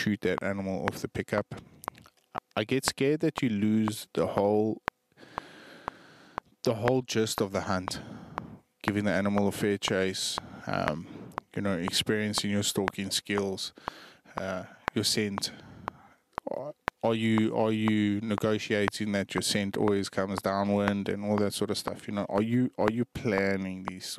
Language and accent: English; South Africa; as a South African, as a fellow hunter